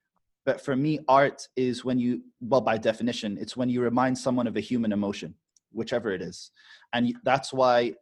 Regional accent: Abu Dhabi, United Arab Emirates; when we were raised in Abu Dhabi

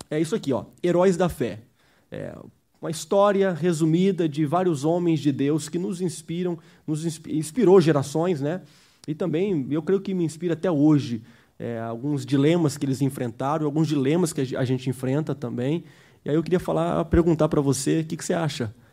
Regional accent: United States; Eu cresci nos Estados Unidos, estou aqui desde criança.

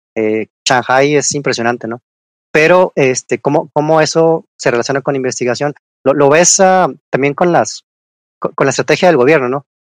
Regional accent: Chihuahua, Mexico; yo que soy ya de Chihuahua

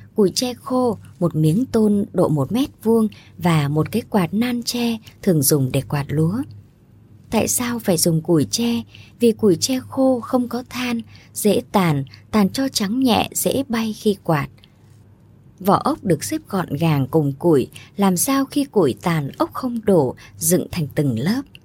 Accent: My Thanh village, Hiep Duc, Quang Nam, Vietnam; làng Mỹ Thạnh thuộc Hiệp Đức, Quảng Nam quê tôi nghèo

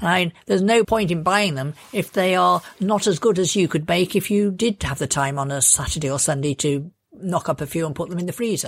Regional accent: Lincolnshire, East Midlands, United Kingdom; I come from Lincolnshire

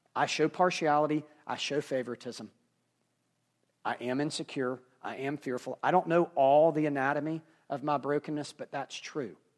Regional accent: Memphis, Tennessee, United States; I'm from Memphis

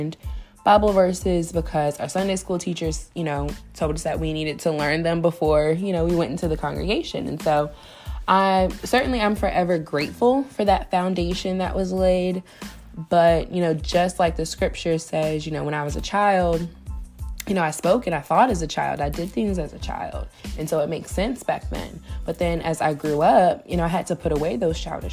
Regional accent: Virginia Beach, Virginia, United States; moved away as an adult; now in Richmond, United States; I was born and raised in Virginia Beach and relocated to RVA, or the Richmond area, just a little over 10 years ago

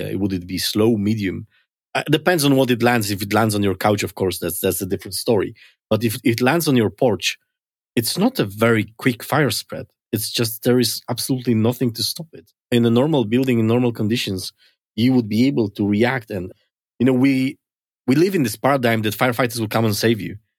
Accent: Poland; moved away

